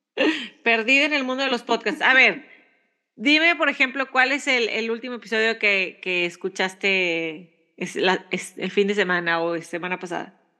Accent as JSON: {"language": "Spanish", "country": "Mexico", "moved": "yes", "lives_now": "United States", "said": "Somos dos mexicanas curiosas, emprendedoras y mamás viviendo en Estados Unidos"}